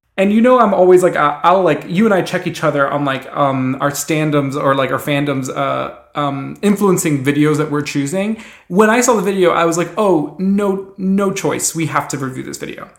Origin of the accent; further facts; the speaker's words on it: Miami, Florida, United States; I grew up in Miami, also growing up as a swimmer